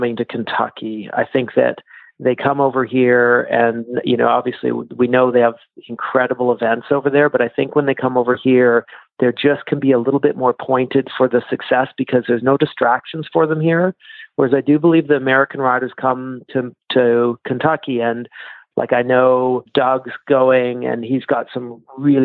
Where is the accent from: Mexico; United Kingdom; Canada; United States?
Canada; I'm Canadian